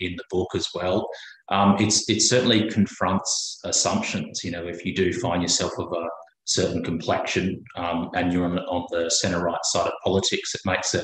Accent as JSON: {"language": "English", "country": "Papua New Guinea", "tie": "born or raised there", "also_born_or_lived": "Brisbane, Australia / Canberra, Australia", "moved": "yes", "lives_now": "Queensland, Australia", "said": "I was born in Papua New Guinea, although I'm not Indigenous Australian"}